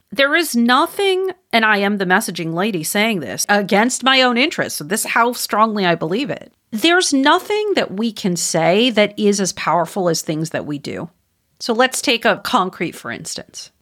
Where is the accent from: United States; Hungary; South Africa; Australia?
United States; Wisconsin; moved away; my home state. I don't live there anymore, but I'm from there, Wisconsin